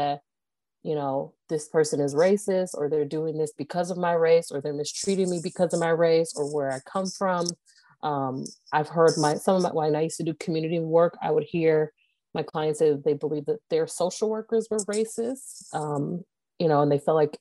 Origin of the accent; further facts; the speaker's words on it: Moreno Valley, California, United States; moved away as an adult; also born or lived in Los Angeles, California; now in Phoenix, United States; I am originally born and raised in Los Angeles, California, raised in Moreno Valley, California